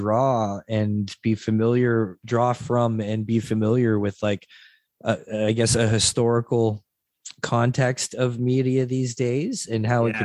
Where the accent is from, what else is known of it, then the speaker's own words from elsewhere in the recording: St. Catharines, Ontario, Canada; I grew up in St. Catharines, small little like GM town